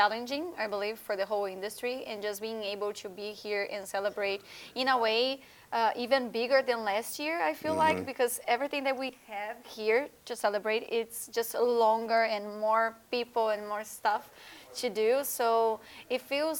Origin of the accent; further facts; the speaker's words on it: Brazil; English is a second language; I'm not from here, right? I'm from Brazil.